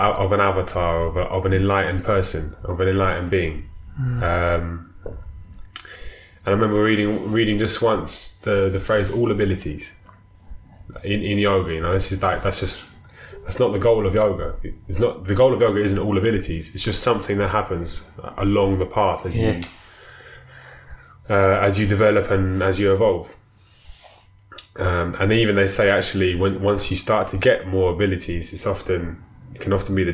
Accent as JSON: {"language": "English", "region": "London", "country": "United Kingdom", "tie": "born or raised there", "said": "I was born in South London in, you know, 1985"}